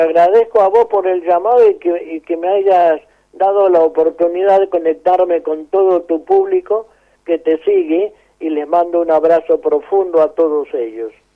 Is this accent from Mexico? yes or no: no; San Rafael, Mendoza, Argentina; also born or lived in Guaymallén, Mendoza; yo me crié en San Rafael